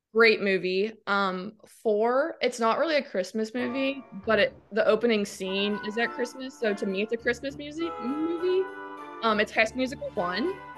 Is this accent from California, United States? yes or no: no; Ormond Beach, Florida, United States; also born or lived in Michigan; I was born in Michigan. I grew up in Ormond Beach, Florida, which is about an hour north